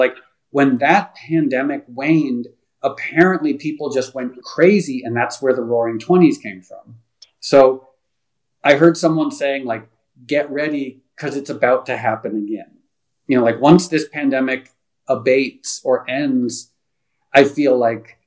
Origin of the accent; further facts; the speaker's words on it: United States; also born or lived in Connecticut / New York; now in Los Angeles, United States; I grew up in Connecticut and New York